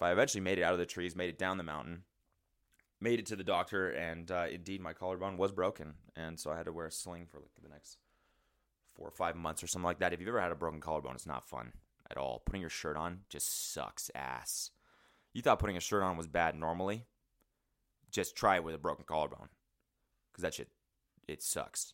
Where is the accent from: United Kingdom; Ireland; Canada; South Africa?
Canada; Calgary, Alberta; Growing up in Calgary